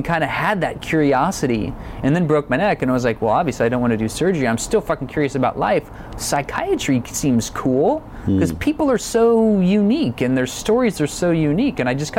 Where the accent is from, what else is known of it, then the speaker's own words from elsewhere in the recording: Texas, United States; growing up in South Texas, especially being a child of the war on drugs era